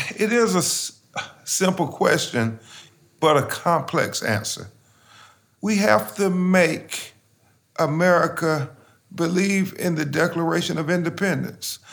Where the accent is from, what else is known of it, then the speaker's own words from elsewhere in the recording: Lumberton, North Carolina, United States; now in Florida, United States; every other little black boy growing up in Lumberton, North Carolina